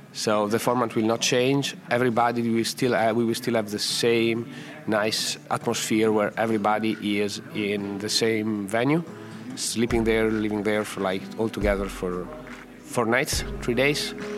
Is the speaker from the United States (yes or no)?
no; Italy; English is a second language; I come from Italy. If you haven't guessed from the from the accent